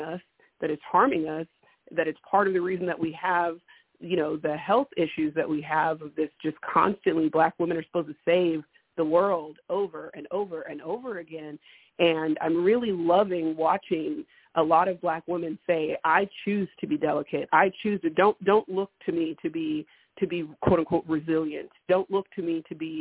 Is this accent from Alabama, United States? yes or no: no; California, United States; I'm from California